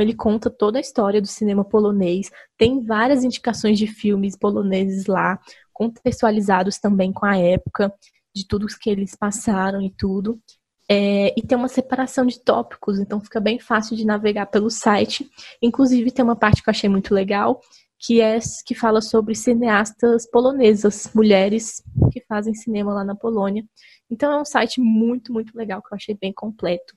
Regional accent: Brazil; a gente, como brasileiro

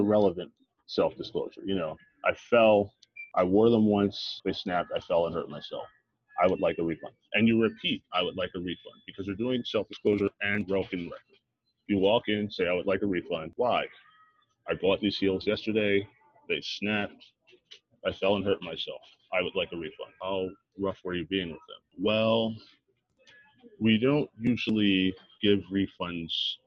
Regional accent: Philadelphia, Pennsylvania, United States; I'm from Philly

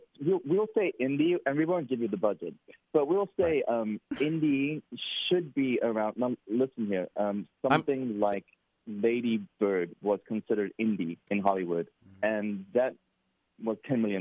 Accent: Cape Town, Western Cape, South Africa; now in United States; I am from Cape Town, South Africa.

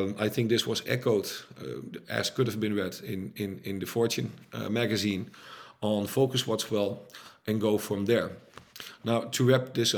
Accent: Netherlands; I'm Dutch, by the way, so not American, I'm from Europe

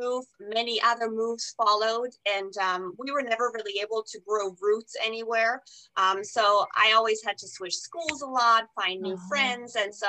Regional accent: Germany; also born or lived in East Germany / West Germany; now in Tampa, United States; I was actually born and raised in Eastern Germany.

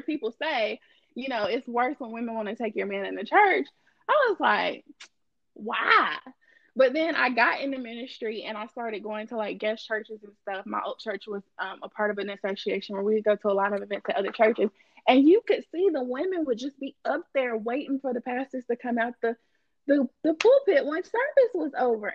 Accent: Gibsonville, North Carolina, United States; I'm from Elon/Gibsonville.

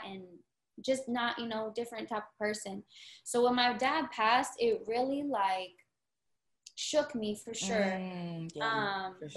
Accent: Florida, United States; growing up in Florida

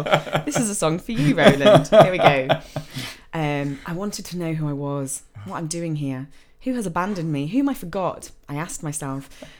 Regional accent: England, United Kingdom; we're English and we can't speak other languages

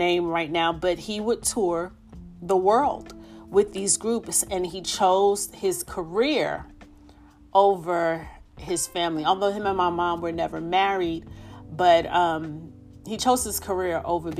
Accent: New York City, New York, United States; moved away; my hometown of the Bronx, New York

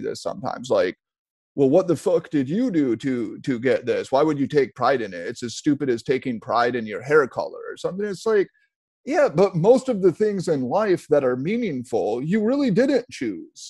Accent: United States; I take pride in being American. I I was just born here.

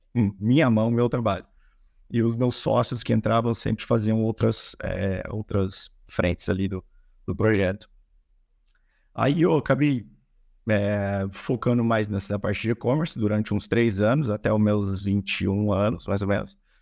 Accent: Campinas, São Paulo, Brazil; com 19 eu trabalhei no e-commerce aqui na minha cidade, sou de Campinas

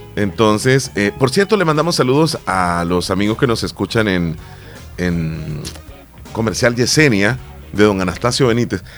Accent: El Salvador; Al final somos salvadoreños

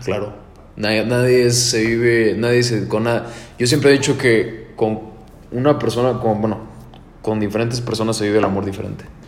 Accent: Querétaro, Mexico; Soy Querétaro

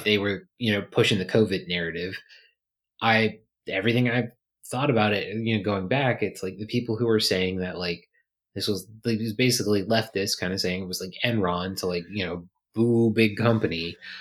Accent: Virginia, United States; moved away; I grew up in a city that, you know, when I think I was born, there was two hundred fifty thousand people

